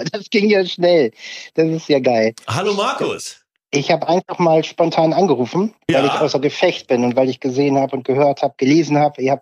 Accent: Varel, Lower Saxony, Germany; now in Oldenburg, Germany; Also ich äh, lebe ja hier in Oldenburg, bin aufgewachsen äh, in Farel am Jadebusen, war die Ecke

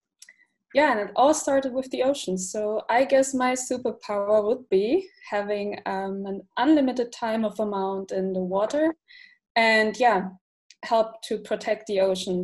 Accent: Frankfurt, Hesse, Germany; I'm from Frankfurt, Germany

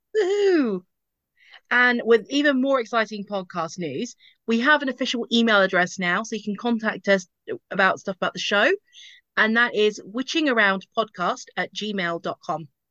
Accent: Basildon, East of England, United Kingdom; now in Bedfordshire, United Kingdom; I grew up in Basildon

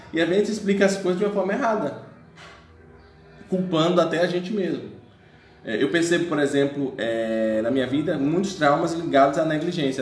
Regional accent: Bahia, Brazil; eu sou baiano, né, da Bahia

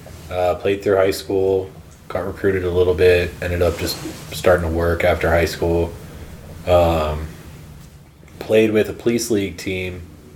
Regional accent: Massachusetts, United States; moved out there for a year because we're originally from Massachusetts, so we have family out there and stuff.

